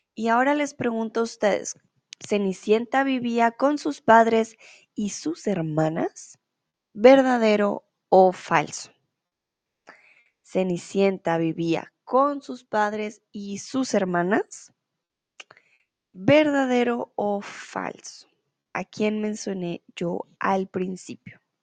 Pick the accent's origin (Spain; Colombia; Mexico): Colombia